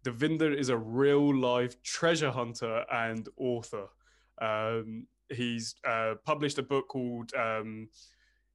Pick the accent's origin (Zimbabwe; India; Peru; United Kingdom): United Kingdom; Reading, South East England; I'm from Reading. Slough's down the road.